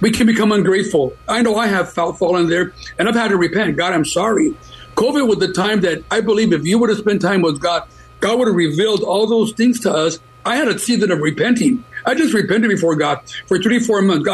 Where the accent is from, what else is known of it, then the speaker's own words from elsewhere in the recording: United States; I'm glad I'm American. My dad came from Mexico. My mom, Latina, and he became a citizen, and I'm an American citizen